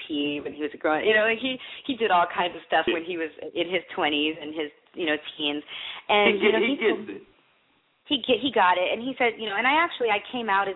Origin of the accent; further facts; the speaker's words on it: Michigan, United States; I grew up in Michigan where there's nothing to do.